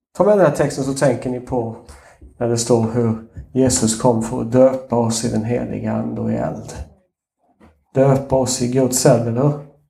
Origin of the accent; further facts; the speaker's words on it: Småland, Sweden; accent: Småländska; min småländska avslöjar mig lite grann